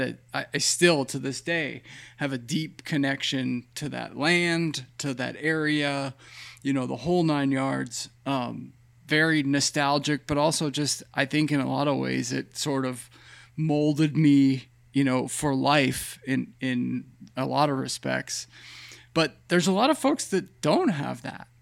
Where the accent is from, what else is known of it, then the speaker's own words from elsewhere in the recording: Pennsylvania, United States; I grew up in Pennsylvania on fifty acres of land